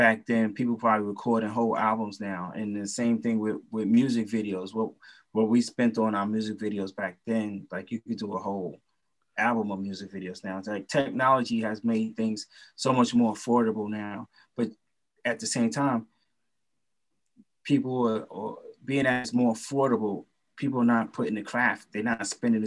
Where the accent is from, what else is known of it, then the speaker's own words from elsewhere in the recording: New York City, New York, United States; I grew up in East New York, Brooklyn